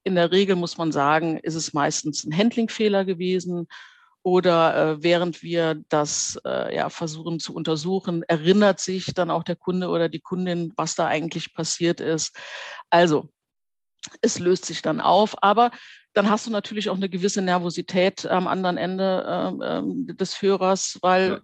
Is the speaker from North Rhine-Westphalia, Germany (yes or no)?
no; Trier, Rhineland-Palatinate, Germany; moved away as an adult; wollte ich dann wieder nach Trier zurück. Das ist ja meine Geburtsstadt